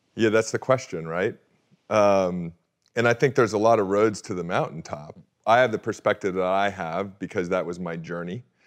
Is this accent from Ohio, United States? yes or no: no; Orange County, California, United States; I grew up in Orange County, California